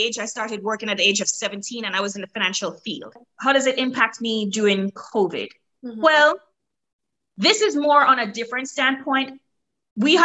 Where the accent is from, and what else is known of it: Jamaica; moved away as an adult; now in Maryland, United States